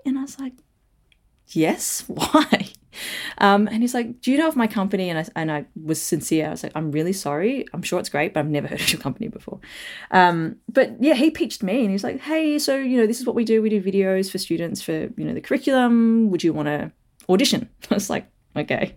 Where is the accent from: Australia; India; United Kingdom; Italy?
Australia; Melbourne, Victoria; also born or lived in Perth, Australia; I was born in Perth, but moved over to Melbourne, so when I was, like, three